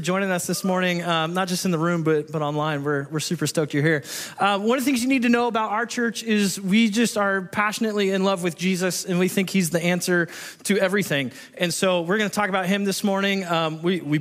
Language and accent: English; Southern California, United States; now in Washington, United States; I grew up in Southern California and we're known for our wonderful driving skills